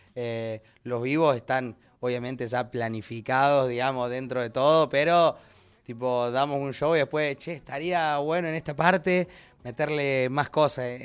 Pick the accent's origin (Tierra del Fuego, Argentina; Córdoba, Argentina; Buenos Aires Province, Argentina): Córdoba, Argentina; yo que soy cordobés también